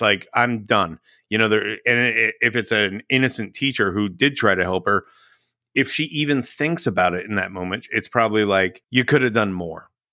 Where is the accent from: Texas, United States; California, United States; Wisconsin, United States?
Texas, United States; I grew up in Texas.